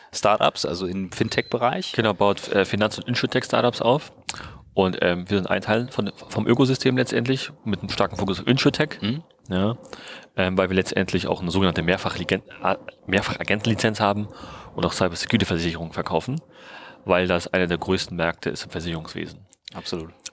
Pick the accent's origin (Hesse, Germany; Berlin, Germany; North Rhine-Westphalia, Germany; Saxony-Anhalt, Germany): Berlin, Germany; bin seit Sommer wieder zurück in Berlin, in meiner alten Heimatstadt